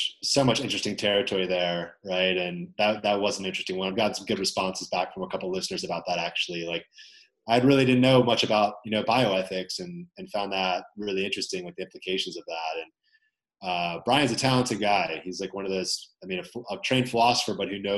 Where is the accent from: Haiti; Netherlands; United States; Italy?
United States; Maryland; moved away; I'm from Maryland